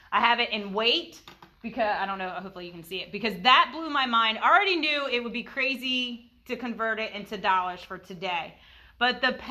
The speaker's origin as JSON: {"language": "English", "country": "United States", "said": "I'm from Sussex County. History wasn't"}